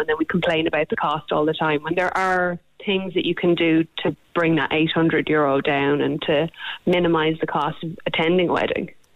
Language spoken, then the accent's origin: English; Ireland; we're Irish